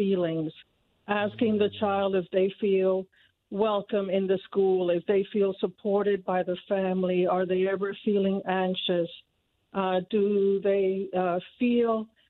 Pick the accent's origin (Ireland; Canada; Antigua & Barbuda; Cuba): Cuba; born or raised there; now in Noblesville, United States